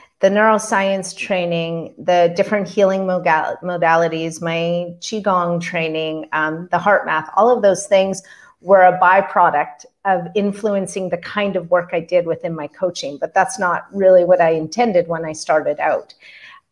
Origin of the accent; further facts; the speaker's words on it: Canada; also born or lived in Calgary, Alberta; I'm a Canadian. I live in Calgary, Alberta